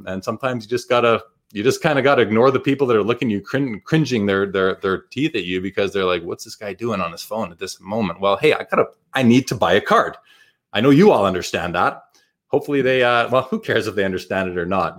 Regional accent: Winnipeg, Manitoba, Canada; growing up in Winnipeg

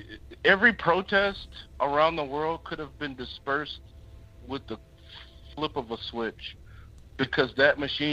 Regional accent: Chicago, Illinois, United States; moved away as an adult; now in Seattle, United States; I'm from Chicago, Illinois, and I was stationed up here in the beautiful Seattle area

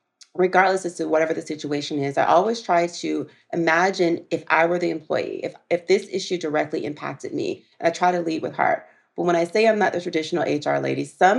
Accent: the South, United States; I'm a girl from the South

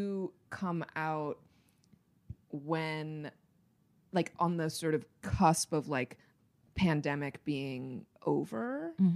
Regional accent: New York City, New York, United States; also born or lived in San Fernando Valley, California; now in Los Angeles, United States; I grew up in Brooklyn, New York

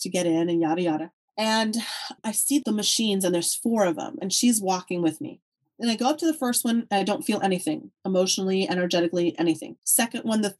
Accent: Texas, United States; I'm from Texas.

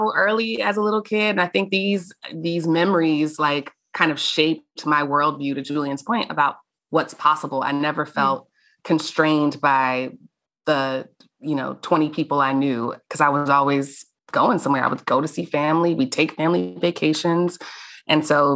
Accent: Atlanta, Georgia, United States; also born or lived in Texas; we were Black in Atlanta. We relocated from Texas when we were little because of my dad's job.

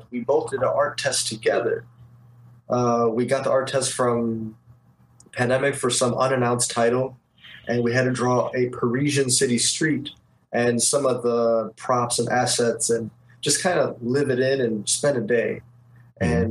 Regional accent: Detroit, Michigan, United States; moved away as an adult; also born or lived in Westwood, Los Angeles; now in Los Angeles, United States; my background is I'm from Detroit

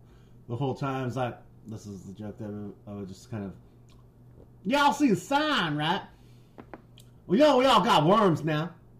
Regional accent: California, United States; I'm like, yeah, we're from California.

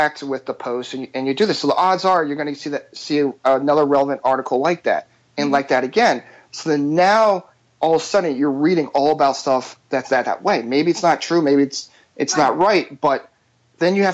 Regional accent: Philadelphia, Pennsylvania, United States; I'm from Philadelphia.

